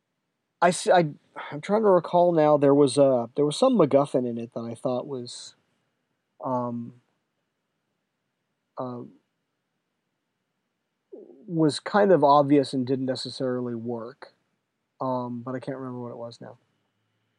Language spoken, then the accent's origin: English; San Diego, California, United States; moved away; it's my hometown